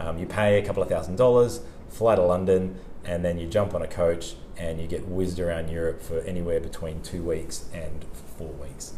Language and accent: English; Sydney, New South Wales, Australia; moved away as an adult; also born or lived in Italy / Gold Coast; now in Burleigh Heads, Australia; I'm from Sydney